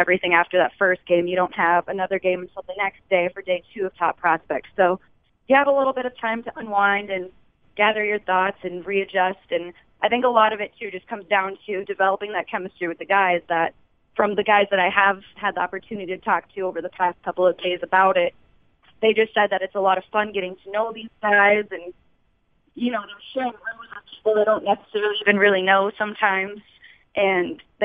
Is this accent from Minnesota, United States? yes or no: yes; Minnesota, United States; being from Minnesota